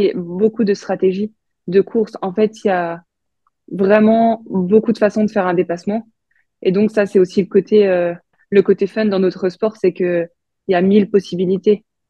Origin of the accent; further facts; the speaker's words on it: Bourgogne-Franche-Comté, France; Je viens de Franche-Comté